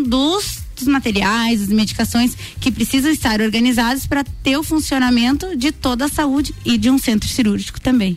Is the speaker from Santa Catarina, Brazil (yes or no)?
yes; Lages, Santa Catarina, Brazil; Eu sou natural de Lages mesmo